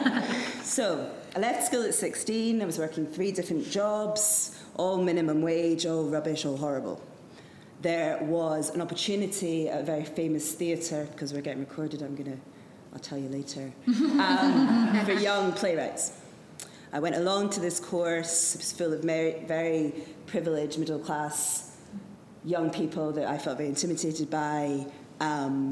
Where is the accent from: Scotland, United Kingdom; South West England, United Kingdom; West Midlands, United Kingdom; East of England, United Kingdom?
Scotland, United Kingdom; Edinburgh; I was brought up in Edinburgh